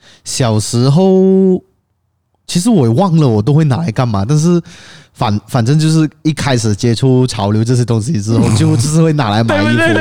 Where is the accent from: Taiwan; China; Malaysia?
Malaysia; George Town, Penang; moved away; 我们老家槟城那边